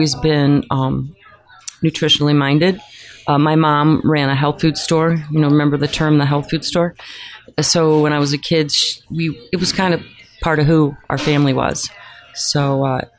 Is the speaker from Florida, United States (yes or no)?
yes; Fort Lauderdale, Florida, United States; moved away as an adult; also born or lived in Tallahassee, Florida / Nashville, Tennessee; I'm from Fort Lauderdale